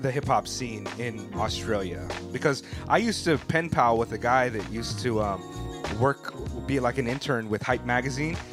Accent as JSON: {"language": "English", "region": "California", "country": "United States", "tie": "born or raised there", "said": "you know, I grew up in California"}